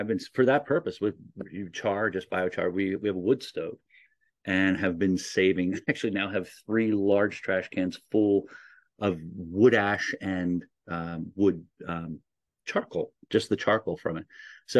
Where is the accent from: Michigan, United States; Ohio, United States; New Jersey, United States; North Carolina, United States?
New Jersey, United States; You know, I come from New Jersey. We weren't allowed to have chickens.